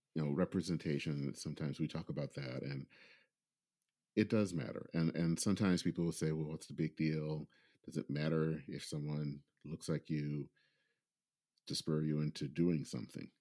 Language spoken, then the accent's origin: English; Michigan, United States; growing up in Michigan